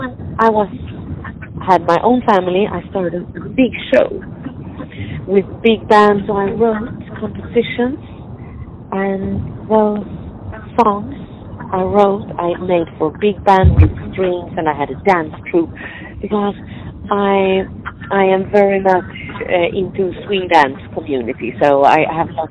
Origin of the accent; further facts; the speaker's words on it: Sweden; moved away as an adult; now in Cupertino, United States; originally I'm from Sweden and we are not overfed with sunshine